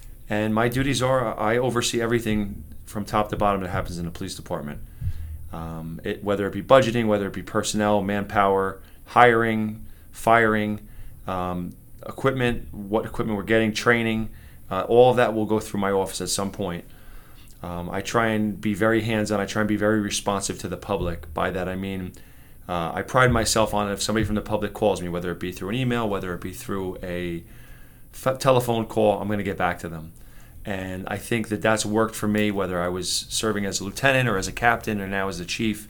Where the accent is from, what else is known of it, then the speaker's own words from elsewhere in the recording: Roselle Park, New Jersey, United States; I am from Roselle Park originally. I'm a disciple of the town. I went to the Robert Gordon, let me back up. I went to the community nursery school first